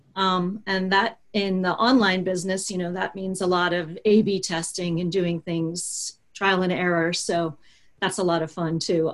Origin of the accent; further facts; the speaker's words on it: Baltimore, Maryland, United States; I am from Baltimore, Maryland